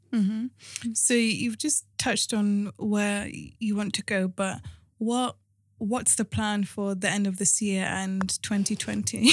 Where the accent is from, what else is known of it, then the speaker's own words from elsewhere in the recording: Cardiff, Wales, United Kingdom; moved away as an adult; now in London, United Kingdom; we were in London for a bit, then we moved to Wales. Um, so end of primary school, of secondary school, I was in Cardiff